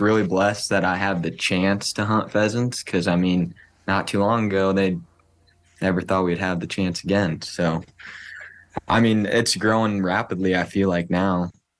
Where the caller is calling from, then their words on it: Cedar Falls, Iowa, United States; I am calling from Cedar Falls, Waterloo area of Iowa, and I run a German short hair pointer.